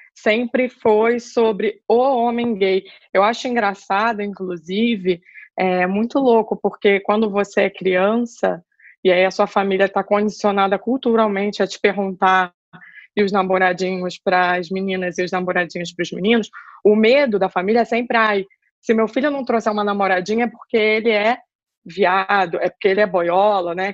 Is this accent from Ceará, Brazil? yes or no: no; Rio de Janeiro, Brazil; moved away as an adult; now in São Paulo, Brazil; eu sou carioca, estou é, morando em São Paulo faz um ano.